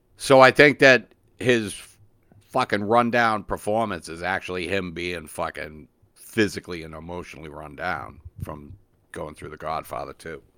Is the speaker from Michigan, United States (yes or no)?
no; Revere, Massachusetts, United States; my hometown was Revere.